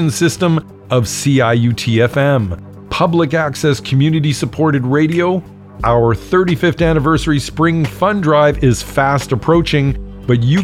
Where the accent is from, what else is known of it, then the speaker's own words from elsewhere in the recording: Toronto, Ontario, Canada; Mishy and I are both from the Jane Strip, so I'll send that one out to my old neighborhood.